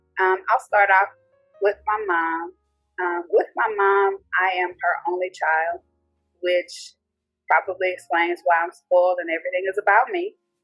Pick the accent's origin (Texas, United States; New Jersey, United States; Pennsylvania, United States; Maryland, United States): Texas, United States; also born or lived in Frankfurt, Germany / Georgia / Louisiana; I'm an Army brat. So I was born in Frankfurt, West Germany. So I lived in Germany for a while, lived in Georgia, went to Louisiana, and then came to Texas. And I've been in Texas ever since I was probably in the second or third grade.